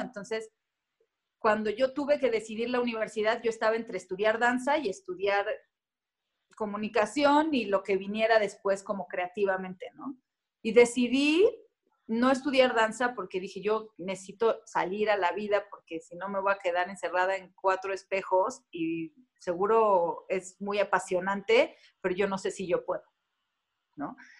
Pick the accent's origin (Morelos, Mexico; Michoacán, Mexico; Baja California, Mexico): Morelos, Mexico; Cuernavaca; moved away as an adult; also born or lived in Tulancingo, Hidalgo / Mexico City; nací en Tulancingo Hidalgo, a los 7, 8 años me mudé a Cuernavaca y hasta los 19 viví ahí